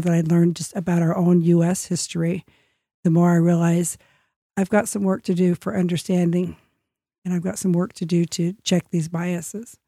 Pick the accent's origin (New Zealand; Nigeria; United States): United States; I'm the American guest